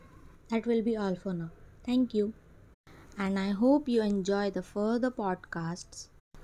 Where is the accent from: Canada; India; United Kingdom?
India; Mumbai, Maharashtra; I am from Mumbai. I am 21 years old